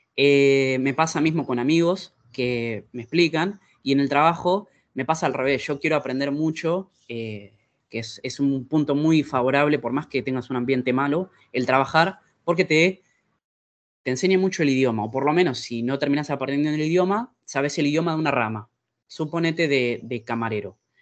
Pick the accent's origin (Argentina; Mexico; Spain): Argentina; now in Italy; En mi eh, experiencia argentina